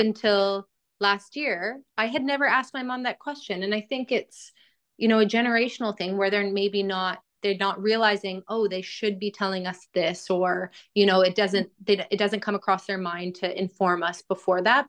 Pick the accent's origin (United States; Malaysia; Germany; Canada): Canada; Edmonton, Alberta; moved away as an adult; also born or lived in Australia; now in London, United Kingdom; I'm from Edmonton, Alberta, which I would say is one of the colder parts of Canada.